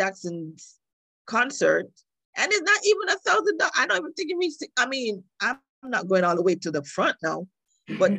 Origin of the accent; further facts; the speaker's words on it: Jamaica; I'm a yardie